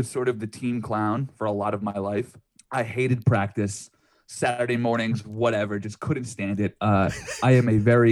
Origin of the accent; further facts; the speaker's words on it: New York, United States; growing up around New York in the late 90s